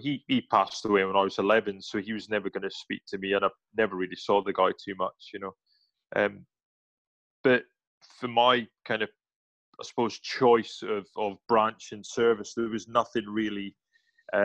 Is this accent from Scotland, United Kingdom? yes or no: yes; just north of Inverness, Highlands of Scotland, United Kingdom; moved away; originally, mate, I'm from the Highlands of Scotland. I'm from just north of from Inverness. So where men are men and sheep are scared. I grew up there